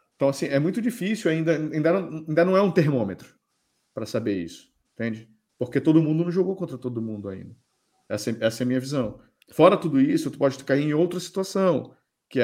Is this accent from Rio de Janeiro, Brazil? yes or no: no; Belém, Pará, Brazil; moved away as an adult; now in Portugal; sou de Belém também